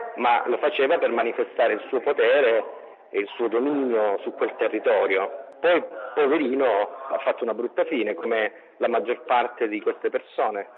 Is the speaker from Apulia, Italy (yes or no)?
no; Calabria, Italy; io sono calabrese